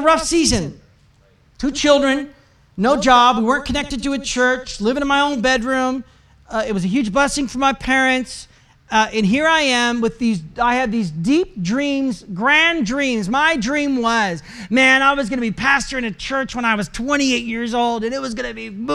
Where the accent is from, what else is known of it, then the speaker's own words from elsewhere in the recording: Portland, Oregon, United States; moved away as an adult; now in Calgary, Canada; I am from Portland, Oregon, and we wanted to move to Canada